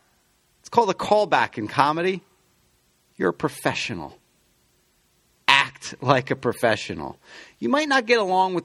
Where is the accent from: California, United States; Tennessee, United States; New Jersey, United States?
New Jersey, United States; I've been around the city my entire life, growing up in New Jersey.